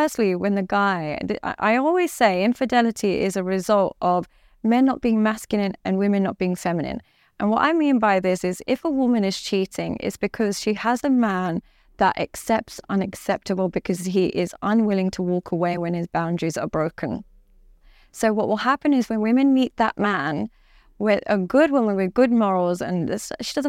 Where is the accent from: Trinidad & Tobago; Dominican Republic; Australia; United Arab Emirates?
United Arab Emirates; Dubai; now in London, United Kingdom; And unfortunately, because I come from Dubai and I live in London and stuff like that, I focus on the extremities.